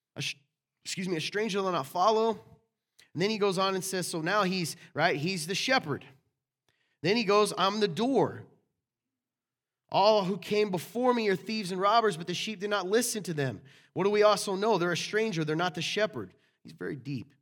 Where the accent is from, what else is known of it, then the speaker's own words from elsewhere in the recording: the South, United States; I was raised in the South